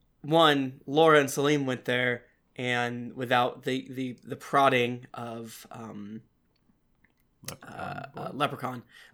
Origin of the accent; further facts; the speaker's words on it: Florida, United States; I'm from Florida